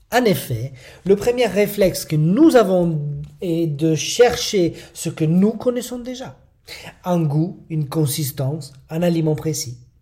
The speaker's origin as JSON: {"language": "French", "country": "Italy", "tie": "born or raised there", "second_language": "French", "moved": "as an adult", "said": "je suis italien. Je ne suis né en Italie et j'ai vécu mes 19 premières années là-bas."}